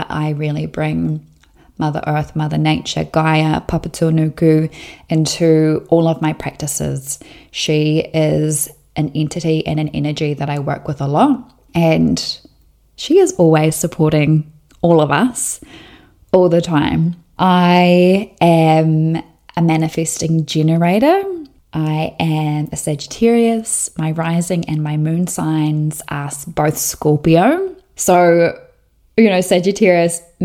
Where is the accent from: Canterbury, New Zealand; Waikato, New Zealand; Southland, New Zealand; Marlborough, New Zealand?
Southland, New Zealand; I was born and raised in Southland, New Zealand, and I grew up on a sheep and beef farm about 20 minutes north of Invercargill